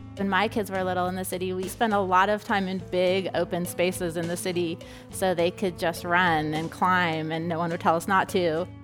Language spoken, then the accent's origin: English; Southern California, United States; I grew up in Southern California